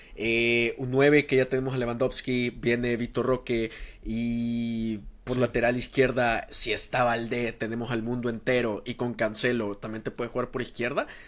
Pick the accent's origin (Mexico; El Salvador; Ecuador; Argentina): El Salvador